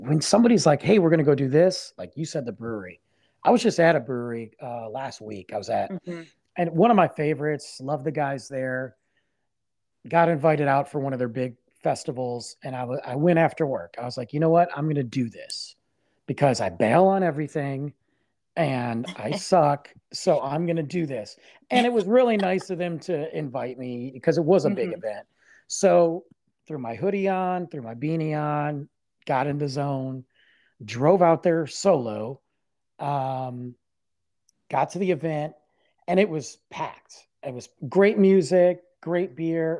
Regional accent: Detroit, Michigan, United States; moved away as an adult; now in Texas, United States; I grew up in Detroit

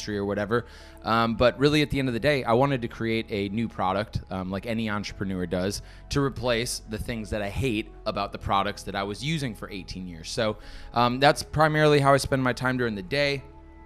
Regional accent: Brookfield, Wisconsin, United States; moved away as an adult; also born or lived in New York City; now in Miami, United States; Grew up in Brookfield, Wisconsin.

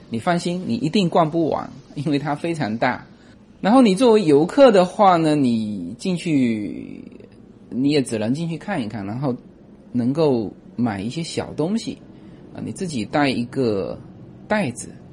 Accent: Fuzhou, Fujian, China; moved away; 我是福州人嘛

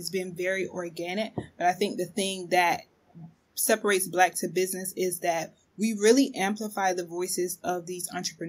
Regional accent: the South, United States; I wasn't really taught my history growing up in the South.

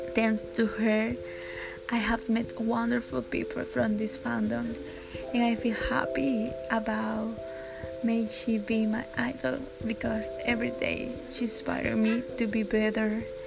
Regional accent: Panama; from Panama.

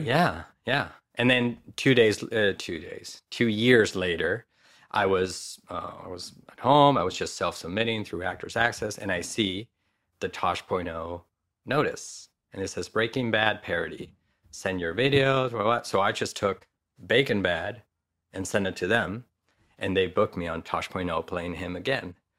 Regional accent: Madrid, Community of Madrid, Spain; moved away as an adult; now in Los Angeles, United States; I was born and raised in Madrid

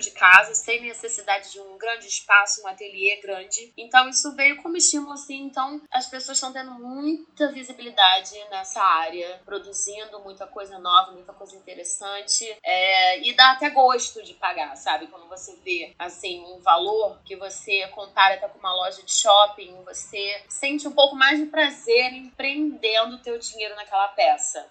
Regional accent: Rio de Janeiro, Brazil; nascida e criada no Rio de Janeiro

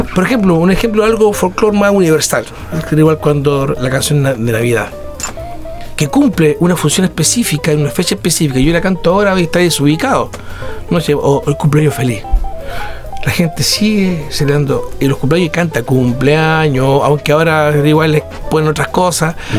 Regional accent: Chile; Yo soy chileno

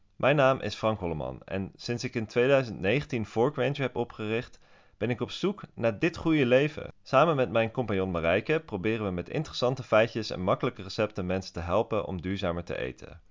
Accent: Switzerland; now in Amsterdam, Netherlands; ik groeide op in Zwitserland

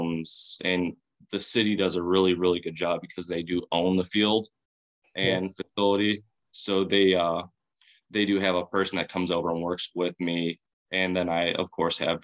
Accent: Chicago, Illinois, United States; I'm from Chicago

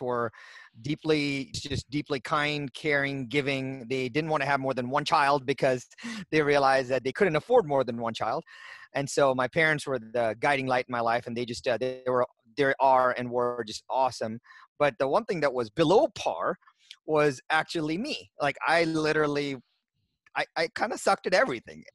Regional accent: India; I was born in India

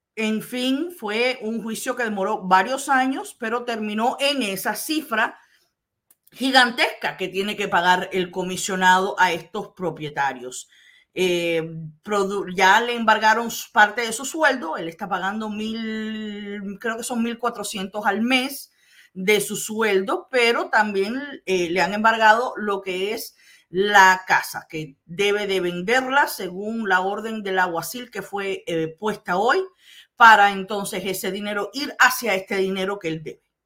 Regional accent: Florida, United States; yo nací aquí

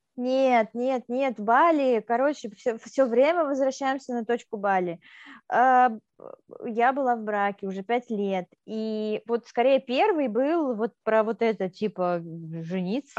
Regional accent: Moldova; moved away; я сама из Молдавии

